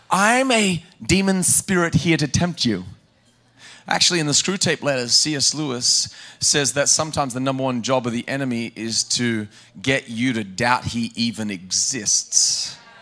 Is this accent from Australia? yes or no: yes; Australia; I grew up in Australia